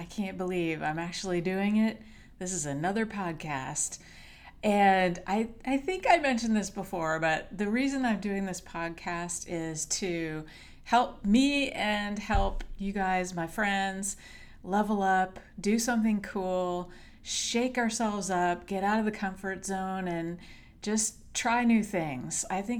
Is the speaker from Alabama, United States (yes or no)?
no; Hawaii, United States; But in kindergarten, in fifth grade, I grew up in Hawaii. And we were so lucky to be stationed there.